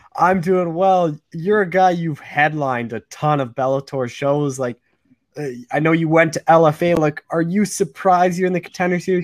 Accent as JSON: {"language": "English", "country": "Canada", "said": "I'm a Canadian"}